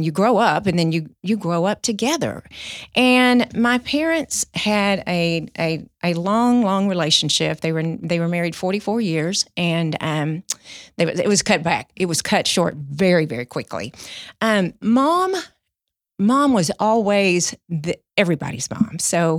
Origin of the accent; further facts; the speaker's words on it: Mahia, Texas, United States; born there; So I was born in 1965 in January in a tiny town, Mahia, Texas.